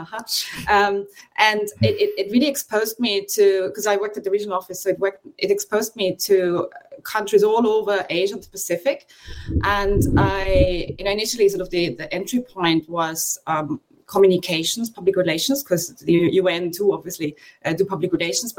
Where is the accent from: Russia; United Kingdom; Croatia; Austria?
Austria; also born or lived in Australia / Bangkok; I'm from Austria